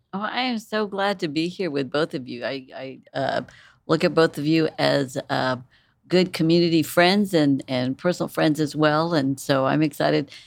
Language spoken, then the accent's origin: English; San Antonio, Texas, United States; moved away; also born or lived in Corpus Christi, Texas; I'm, um, originally from South Texas. Um, I was born in San Antonio